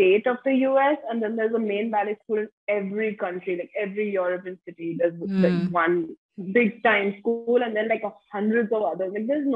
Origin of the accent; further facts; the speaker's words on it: India; also born or lived in United States; I'm coming from India where ballet is just not a thing